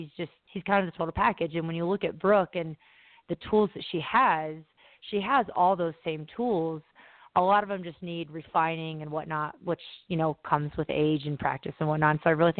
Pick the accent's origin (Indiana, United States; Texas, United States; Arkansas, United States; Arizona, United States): Indiana, United States; I'm a Colts fan because I'm from Indiana.